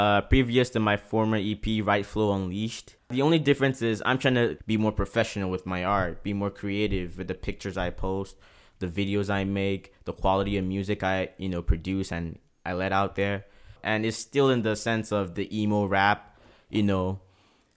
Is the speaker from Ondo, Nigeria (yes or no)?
no; Port Harcourt, Rivers State, Nigeria; now in Prince Edward Island, Canada; growing up in Port Harcourt was very, very tough